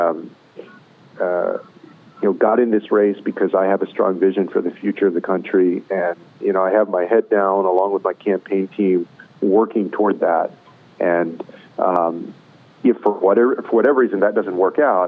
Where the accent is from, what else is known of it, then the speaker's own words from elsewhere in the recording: Texas, United States; my home state of Texas